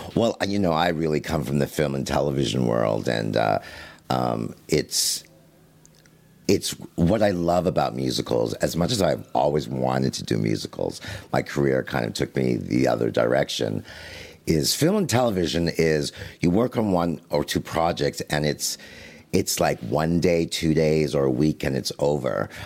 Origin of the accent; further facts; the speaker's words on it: Canada; I'm Canadian